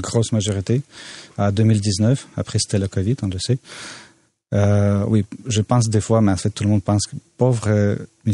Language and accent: French; Odesa, Odesa Oblast, Ukraine; now in Canada; à Odessa, ma ville natale